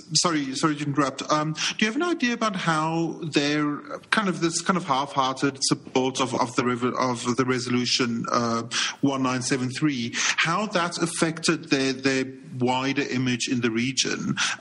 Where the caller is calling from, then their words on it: South Africa; particularly I'm speaking from South Africa